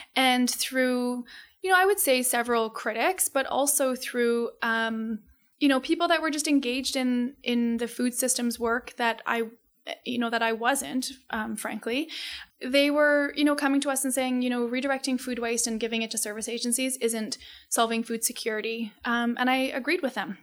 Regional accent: Calgary, Alberta, Canada; we moved to Calgary when, I wanna say I was, like, two or three months old. So Calgary is my home

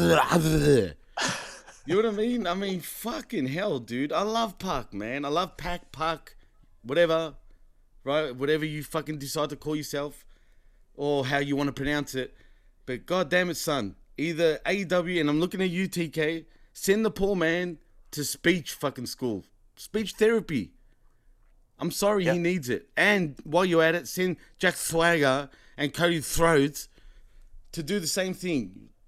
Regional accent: Australia; I'm from Australia

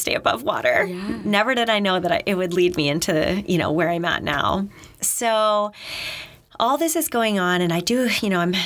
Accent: Maine, United States; moved away as an adult; also born or lived in New Hampshire; I'm from Maine, so on the ocean

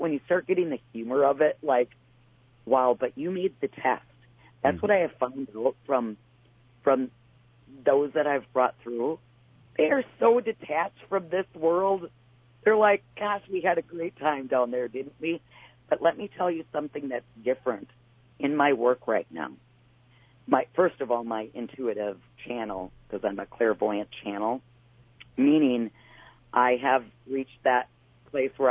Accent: Wisconsin, United States; I'm from Wisconsin

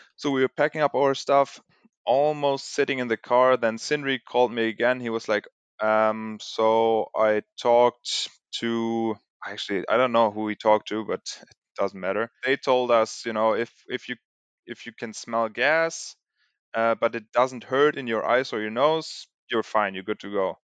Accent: Germany; moved away; also born or lived in Sweden; born and raised in Germany

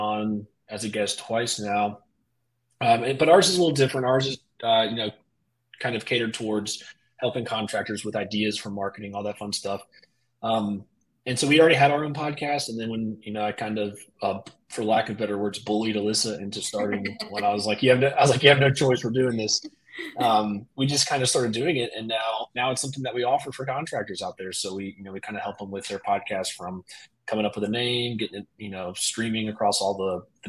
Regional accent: Poquoson, Virginia, United States; also born or lived in Kentucky; So I was born in Kentucky, but grew up here in Virginia, southeastern Virginia, in a little town called Pocosin

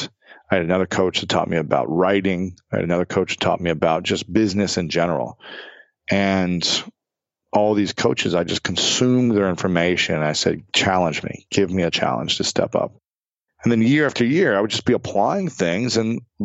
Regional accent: United States; I sound like just like a lame American when I try.

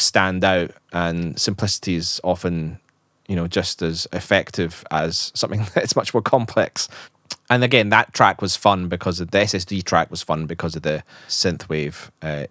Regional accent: Scotland, United Kingdom; accent: Scottish; my Scottish accent

